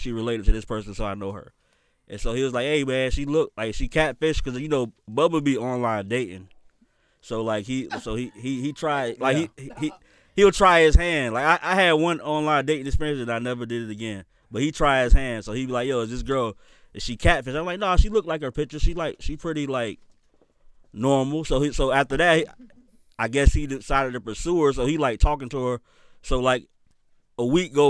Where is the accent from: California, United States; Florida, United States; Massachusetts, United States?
Florida, United States; Winter Park; I'm from Winter Park